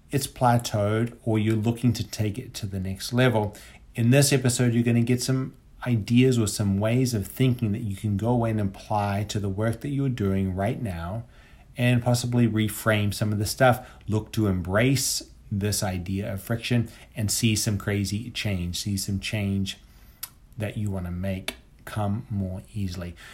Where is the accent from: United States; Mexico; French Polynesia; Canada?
French Polynesia; Papeete, Windward Islands; born there; I was born in Papeete, which is the capital of French Polynesia.